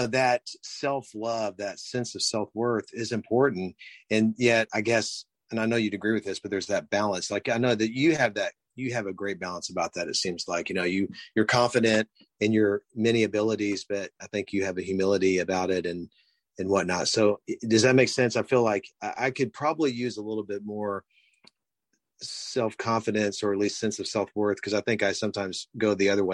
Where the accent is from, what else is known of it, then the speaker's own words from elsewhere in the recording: Houston, Texas, United States; I was born and raised in Houston, Texas